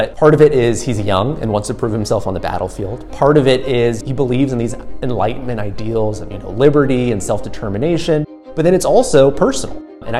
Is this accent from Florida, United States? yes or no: no; Yorktown, Virginia, United States; I was born and raised in Yorktown, Virginia. Growing up in Yorktown was hard to miss history.